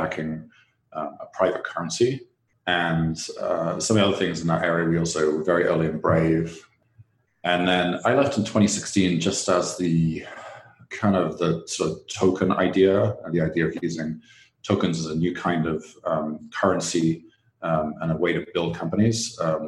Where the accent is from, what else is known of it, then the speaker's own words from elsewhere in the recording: England, United Kingdom; moved away; my home country, England